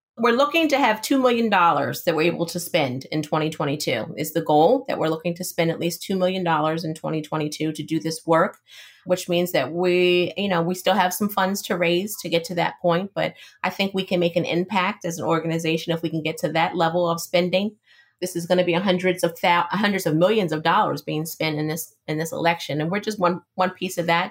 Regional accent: West Chester, Pennsylvania, United States; also born or lived in North Carolina; I grew up in Westchester, Pennsylvania, Chester County, about uh, 35 minutes outside of Philadelphia.

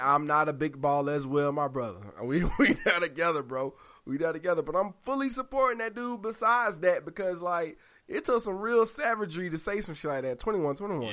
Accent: the South, United States; I'm from the South

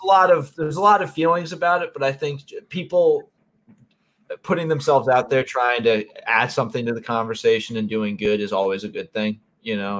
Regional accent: Connecticut, United States; moved away as an adult; now in South Jersey, United States; I grew up in Connecticut

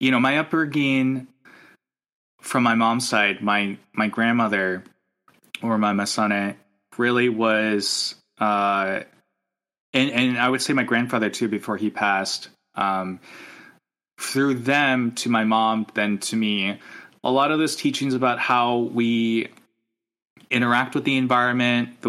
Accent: Farmington, New Mexico, United States; now in New Haven, United States; I grew up in a town called Farmington, New Mexico

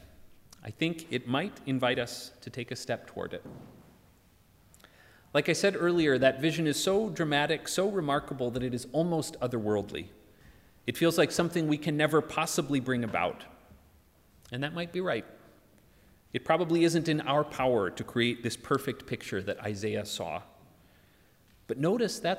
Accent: United States; moved away; In my home country, so enamored with firearms

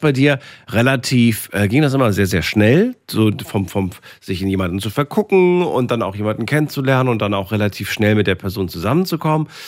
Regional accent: Heilbronn, Baden-Württemberg, Germany; Ja, aus Heilbronn.

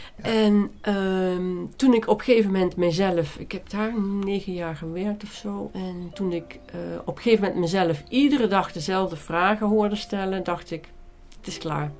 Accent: Nijmegen, Gelderland, Netherlands; accent: soft G; also born or lived in Beuningen, Gelderland / Maashees/Brabant; Opgegroeid in Nijmegen, uh, wij zijn heel veel in Brabant geweest, met name in Manrooi.

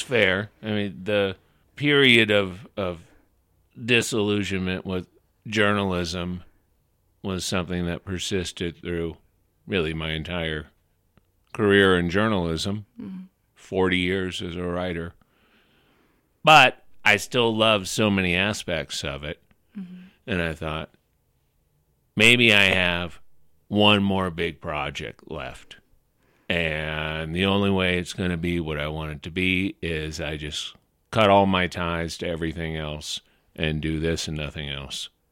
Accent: New Orleans, Louisiana, United States; moved away; also born or lived in West Coast; I grew up, I was born and raised in New Orleans

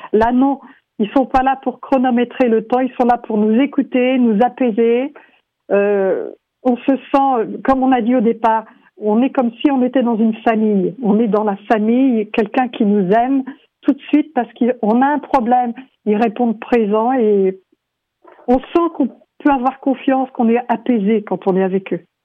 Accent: France; moved away as an adult; now in Vancouver, Canada; je suis française, et euh, arrivée à Vancouver

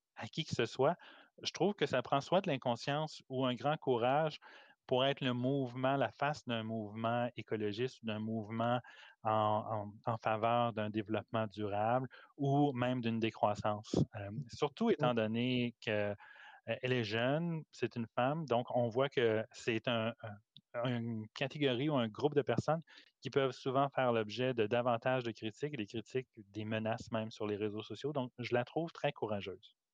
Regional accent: Canada; En tant que Canadien, Nord-Américain

